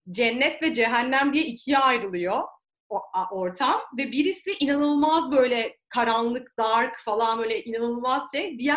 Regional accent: Behram, Çanakkale, Turkey; Biz Behramlıyız ya.

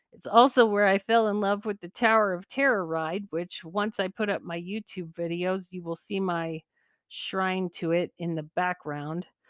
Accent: California, United States; moved away as an adult; I grew up in California, one hour from where the Air Force base is that the space shuttles land

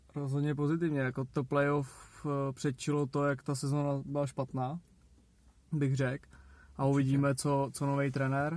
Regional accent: Czechia; že jsme Češi

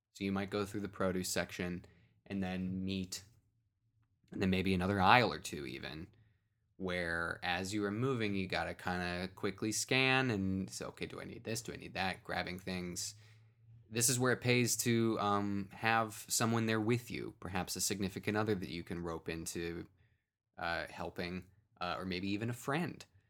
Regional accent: Cleveland, Ohio, United States; I grew up in the, the east, far-flung eastern suburbs of, of Cleveland

